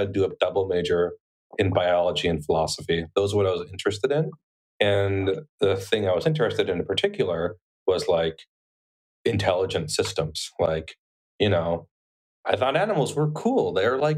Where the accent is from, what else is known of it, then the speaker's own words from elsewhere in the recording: a small town in Arizona, United States; also born or lived in Bronx, New York; I was born in like the Bronx, but my family moved to a really small town in Arizona when I was eight years old. So I really grew up in almost a literal one horse town type of place.